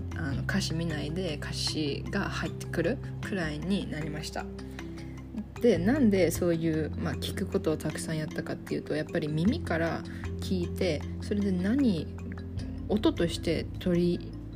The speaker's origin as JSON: {"language": "Japanese", "country": "Japan", "tie": "born or raised there", "also_born_or_lived": "Taiwan", "said": "日本と台湾で育ちましたでほとんどの時間は日本に"}